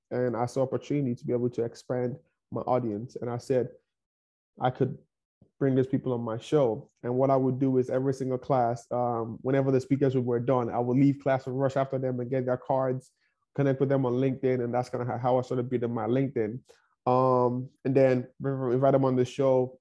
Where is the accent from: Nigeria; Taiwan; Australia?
Nigeria; English is a second language; moved away as an adult; now in Kansas City, United States; growing up in Nigeria, I grew up in one of the poorest towns in Nigeria.